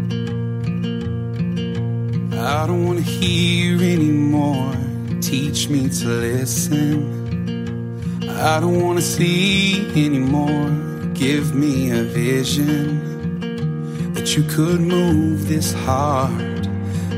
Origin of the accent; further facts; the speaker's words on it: Houston area, Texas, United States; Hurricane Harvey came from my hometown and in 2 days poured 44 inches of rain on my house